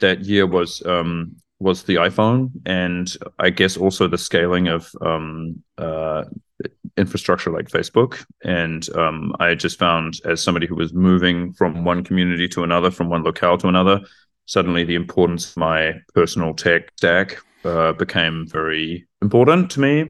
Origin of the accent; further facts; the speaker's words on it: New Zealand; moved away as an adult; also born or lived in Frankfurt, Germany; now in Germany; I grew up in New Zealand and I moved to Germany, where I now live and work, um, around 2007